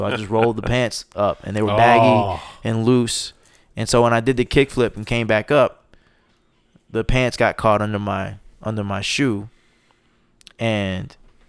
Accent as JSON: {"language": "English", "region": "the South", "country": "United States", "said": "I'm from the South, so I need a little seasoning."}